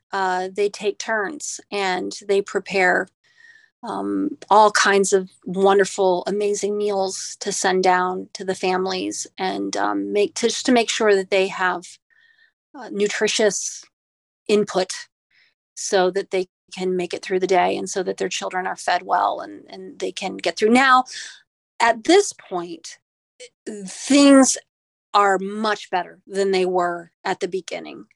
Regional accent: Midwest, United States; now in Staten Island, United States; I'm originally from the Midwest

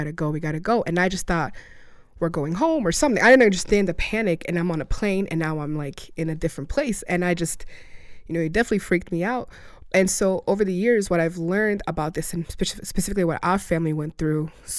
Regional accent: Russia; now in United States; had gone to school in Russia, and that's actually where I was born.

